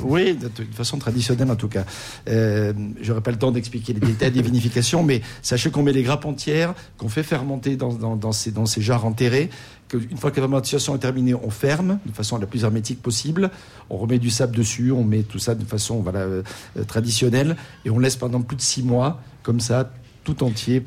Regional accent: France; chez nous en France

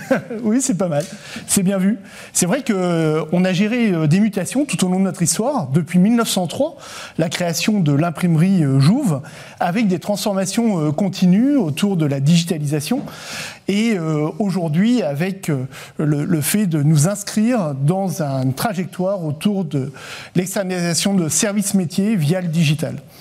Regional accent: France; en tant que Français

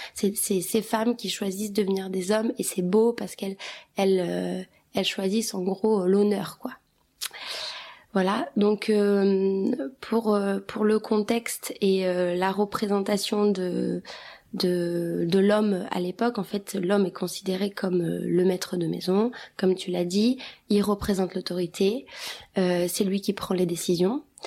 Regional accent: Kosovo; moved away; on est albanais du Kosovo

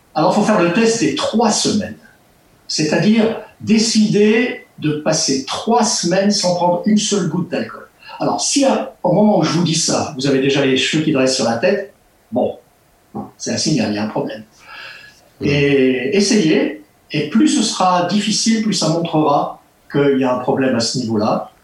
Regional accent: Ch'ti, Hauts-de-France, France; moved away as an adult; now in Switzerland

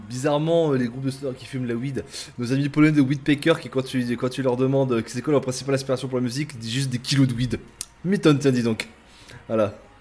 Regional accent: Lille, Hauts-de-France, France; je suis lillois

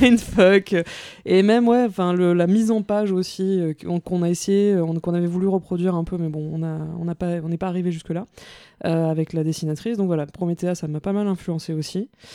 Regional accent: Mauritius; moved away as an adult; also born or lived in France; je suis mauricienne, donc je viens de l'île Maurice. J'arrive en France pour faire mes, mes, études à la Sorbonne

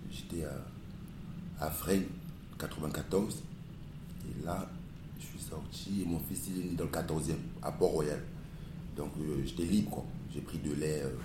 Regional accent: Cameroon; born there; Euh, déjà, dû le passer au Cameroun, quoi, dans mon pays natal.

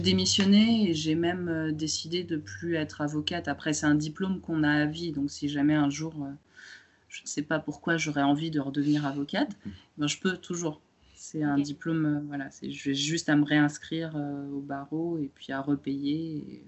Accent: France; also born or lived in Romania; je suis née en Roumanie, je suis arrivée en, France euh, en étant toute jeune

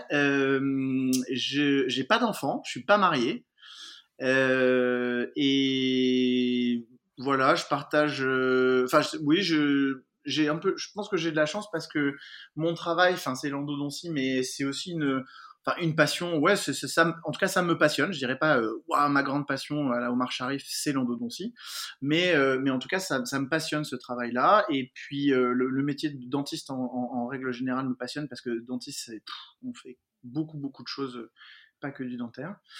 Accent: Paris, Île-de-France, France; Alors ouais, moi j'ai grandi à Paris. Je suis né à Paris.

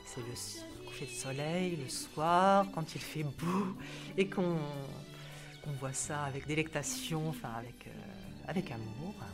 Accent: Livry-Gargan, Île-de-France, France

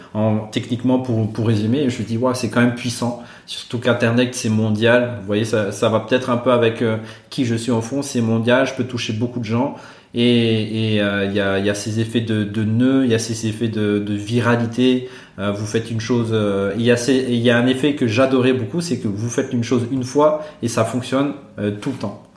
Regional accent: Madagascar; born or raised there; moved away as an adult; also born or lived in Antsirabe, Madagascar; now in Brussels, Belgium

